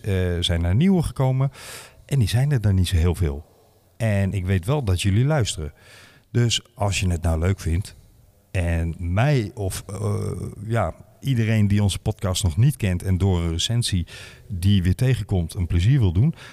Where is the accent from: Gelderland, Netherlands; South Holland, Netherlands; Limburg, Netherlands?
Limburg, Netherlands; Mook; ik ben geboren in Mook